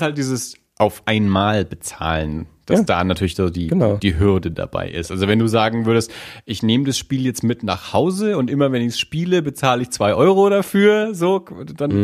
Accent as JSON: {"language": "German", "town": "Nuremberg", "region": "Bavaria", "country": "Germany", "said": "wir als Nürnberger"}